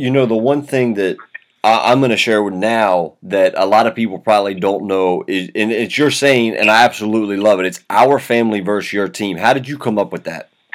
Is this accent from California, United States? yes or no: no; Baltimore, Maryland, United States; growing up in the Baltimore Catholic League